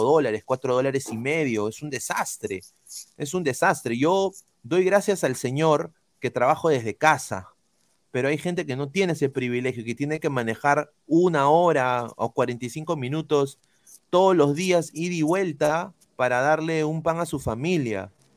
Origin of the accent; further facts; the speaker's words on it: Peru; now in United States; como peruano